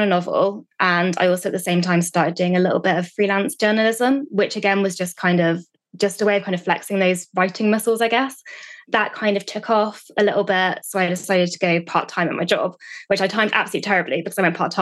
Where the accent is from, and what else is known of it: United Kingdom